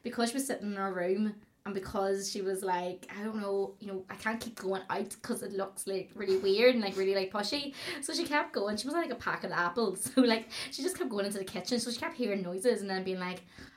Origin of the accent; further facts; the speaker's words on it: Fermanagh, Northern Ireland, United Kingdom; I'm from Fermanagh